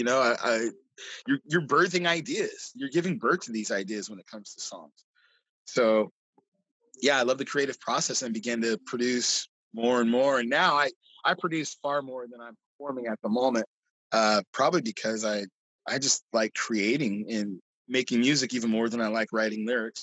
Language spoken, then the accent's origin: English; Seattle, Washington, United States; now in Tacoma, United States; being from Seattle